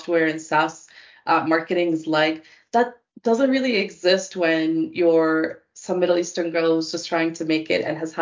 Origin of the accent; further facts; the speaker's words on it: Dubai, United Arab Emirates; moved away; also born or lived in Canada; I was born and raised in Dubai for most of my life before we immigrated to Canada